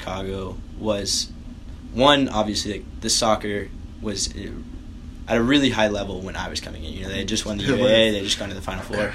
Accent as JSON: {"language": "English", "area": "Appalachian Mountains", "region": "Tennessee", "country": "United States", "tie": "born or raised there", "moved": "as an adult", "lives_now": "Chicago, United States", "said": "I grew up in Tennessee, like Appalachian Mountains."}